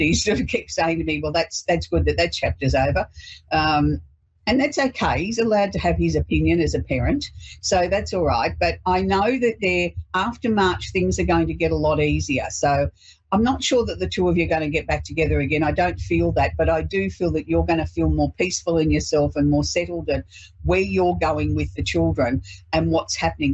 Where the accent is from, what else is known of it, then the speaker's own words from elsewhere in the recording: Australia; we celebrate being Australian